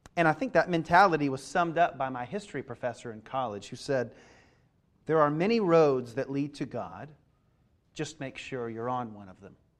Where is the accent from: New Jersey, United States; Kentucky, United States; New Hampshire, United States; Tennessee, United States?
Kentucky, United States; moved away; I grew up in Kentucky.